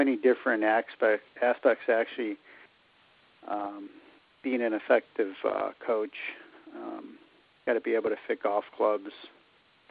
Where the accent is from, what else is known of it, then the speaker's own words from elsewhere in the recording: Highland Park, Illinois, United States; moved away as an adult; also born or lived in Fairfield, Connecticut / East Coast; I grew up in Highland Park up in the North Shore.